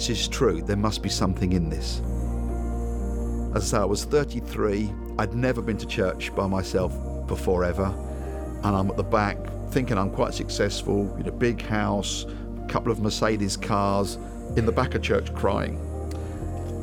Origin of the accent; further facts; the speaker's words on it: Wembley, London, United Kingdom; I was born in Wembley. In the early 60s, as a family, we had very little or no money.